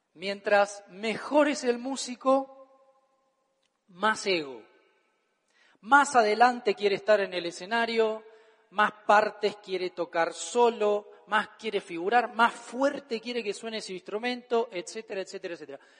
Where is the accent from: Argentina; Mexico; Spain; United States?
Argentina; Todo lo que diga en mi país está bien dicho